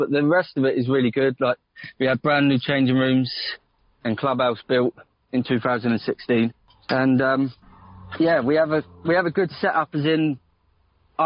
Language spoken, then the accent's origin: English; Porthleven, South West England, United Kingdom; moved away as an adult; also born or lived in Essex; now in Ruan Minor, United Kingdom; I'm from Porthleven